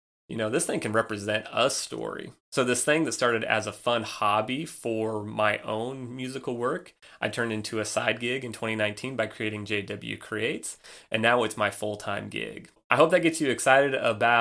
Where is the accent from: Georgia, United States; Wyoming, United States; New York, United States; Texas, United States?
Wyoming, United States; moved away as an adult; also born or lived in Nebraska; now in Chattanooga, United States; I was born and raised in Wyoming